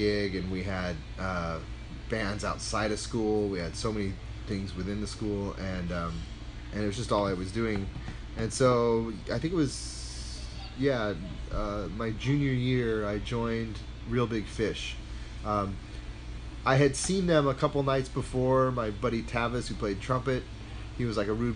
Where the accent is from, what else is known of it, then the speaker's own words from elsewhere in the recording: Long Beach, California, United States; going to school in Long Beach